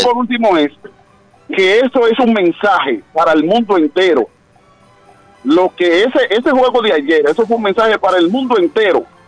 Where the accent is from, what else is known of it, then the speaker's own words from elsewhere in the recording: Dominican Republic; moved away; yo soy dominicano. Cuando digo que soy dominicano, es de que el deporte rey de nosotros es el béisbol.